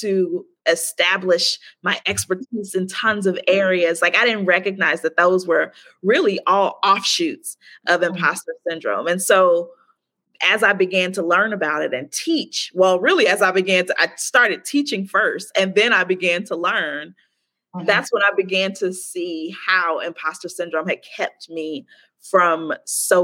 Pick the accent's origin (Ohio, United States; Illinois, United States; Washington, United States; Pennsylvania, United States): Illinois, United States; Chicago; moved away as an adult; also born or lived in Baltimore, United States; now in Playa del Carmen, Mexico; I'm from Chicago